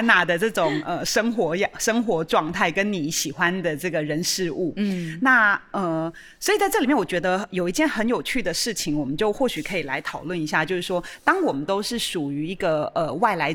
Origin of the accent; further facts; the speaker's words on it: Chiayi, Taiwan; moved away; 因为其实我是嘉义人，但是因为，呃，离开非常非常久的一段时间，然后现在因为美术馆的这个工作的关系，所以又再度回到嘉义